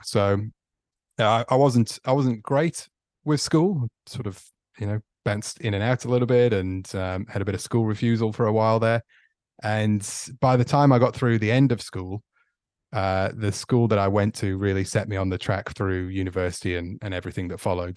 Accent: Stoke-on-Trent, West Midlands, United Kingdom; moved away as an adult; also born or lived in Victoria, Australia; now in Australia; I'm from Stoke on Trent in the Midlands in uh, in England, which nice. was uh, born there and grew up there, and left

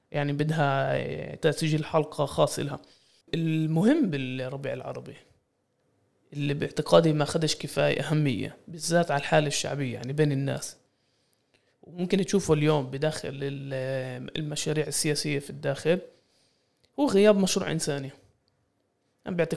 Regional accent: Palestine; يعني يعني هذا تحدينا احنا كفلسطينيين انه نبطل نشوف اسرائيل كمركز لمحور الاقليمي والعالمي

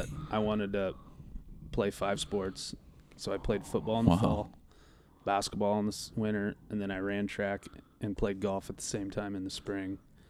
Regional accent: Colfax, United States; I grew up in Colfax.

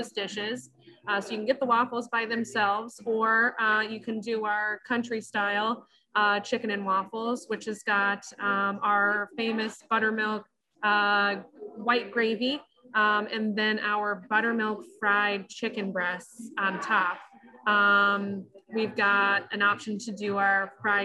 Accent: Michigan, United States; moved away as an adult; also born or lived in Denver; now in Grand Rapids, United States; I actually am born and raised in Michigan, so I'm so happy to be back

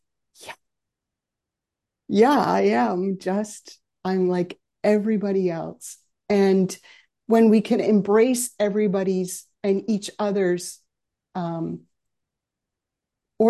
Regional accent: Aldergrove, British Columbia, Canada; I grew up in Aldergrove, which for those of you who aren't local here is just down the road.

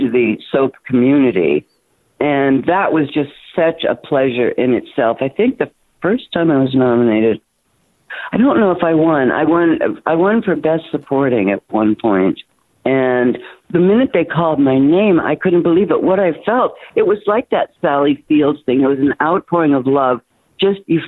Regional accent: Toronto, Ontario, Canada; moved away; I was raised in Toronto

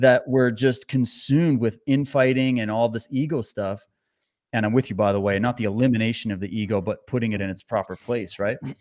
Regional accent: Canada; as a Canadian

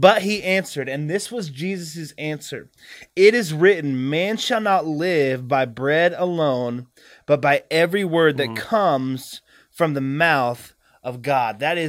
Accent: the South, United States; I grew up in the South.

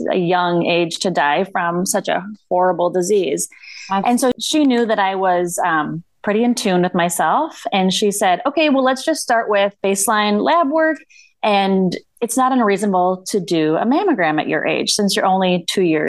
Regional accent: northern Minnesota, United States; now in suburbs of Minneapolis, United States; I'm from a super small town in northern Minnesota. Okay. If my accent doesn't give it away

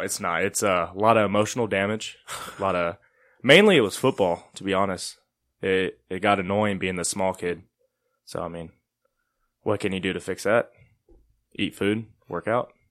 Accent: Gainesville, Texas, United States; moved away; also born or lived in Kansas; I was born in Gainesville, Texas

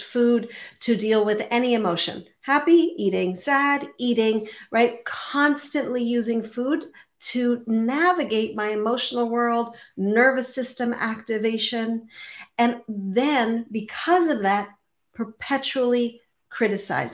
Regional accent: Montreal, Quebec, Canada; I grew up in Montreal

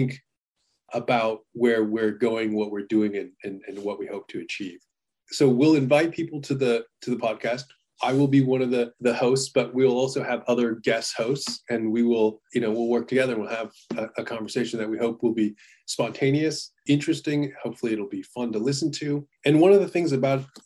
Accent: United States; I was born in America

